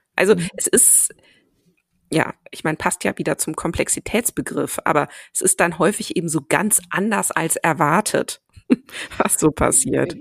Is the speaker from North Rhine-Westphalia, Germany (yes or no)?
yes; Cologne, North Rhine-Westphalia, Germany; also born or lived in Ruhr area; wobei ich in Köln dann groß geworden bin